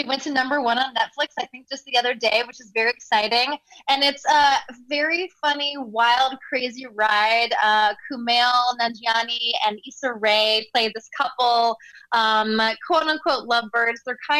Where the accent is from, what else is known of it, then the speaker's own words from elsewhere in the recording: South Carolina, United States; accent: South Carolina; moved away; I get to go back to my roots a little bit and pull out my South Carolina accent